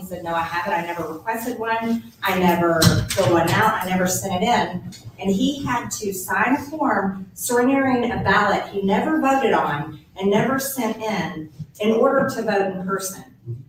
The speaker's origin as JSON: {"language": "English", "region": "Georgia", "country": "United States", "tie": "born or raised there", "said": "I'm born and raised in Georgia, lived there all my life"}